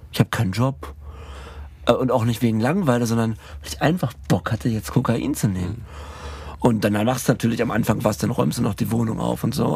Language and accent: German; Berlin, Germany; als Berliner Kind